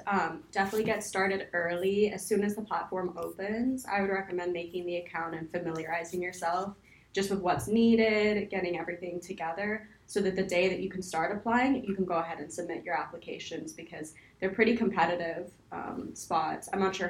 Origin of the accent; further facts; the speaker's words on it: Santa Rosa Beach, Florida, United States; I'm originally from Santa Rosa Beach, Florida, which is like in the Panhandle area.